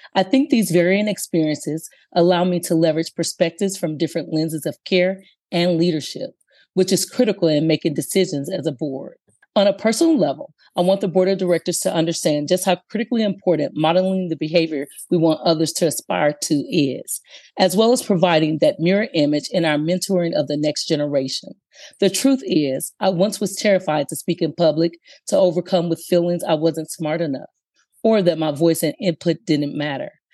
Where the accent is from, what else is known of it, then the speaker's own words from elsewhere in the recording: Aberdeen, Mississippi, United States; moved away as an adult; now in California, United States; I was born and raised in Aberdeen, Mississippi, but now my home is California.